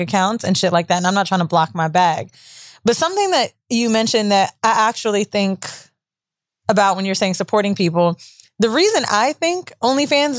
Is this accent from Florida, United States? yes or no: yes; Florida, United States; I'm from Florida